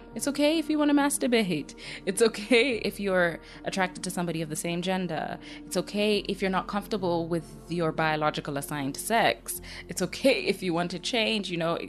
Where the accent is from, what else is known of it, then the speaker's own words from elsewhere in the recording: Kenya; I was born and raised in Kenya